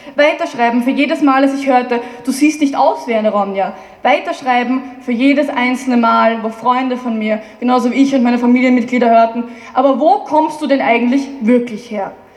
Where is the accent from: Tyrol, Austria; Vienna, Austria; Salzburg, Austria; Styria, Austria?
Vienna, Austria; ich bin Wienerin